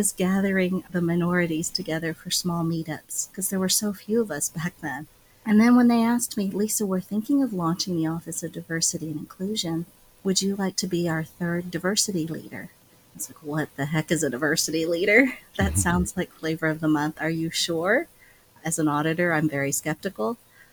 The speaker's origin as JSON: {"language": "English", "region": "Midwest", "country": "United States", "tie": "born or raised there", "said": "As Chinese American, sometimes I was the only person of color. Right? We grew up in the Midwest."}